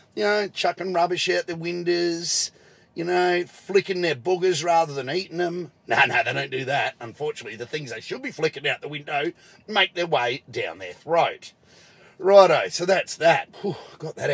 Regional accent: Adelaide, South Australia, Australia; in my home state, in my hometown, Adelaide now

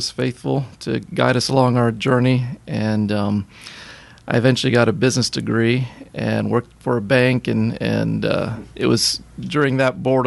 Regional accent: Miami, Florida, United States; moved away; I was born and raised in Miami, Florida

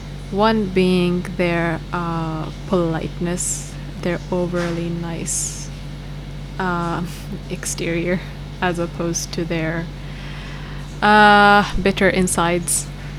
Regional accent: Bhopal, Madhya Pradesh, India; moved away as an adult; So I left when I was 18. And obviously there is a lot of racism. Because I come from Bhopal, which is like in the middle of India, and you don't get to see a lot of foreign looking people there.

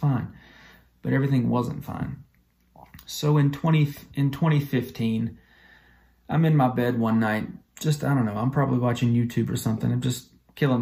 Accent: Talladega, Alabama, United States; I am from Alabama, a little town called Talladega.

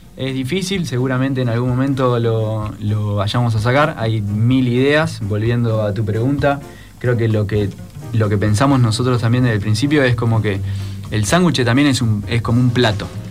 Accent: Buenos Aires, Argentina; accent: porteño; moved away; vengo yo de Buenos Aires, eh, los chicos a veces digo algunas cosas y me dicen, porteño

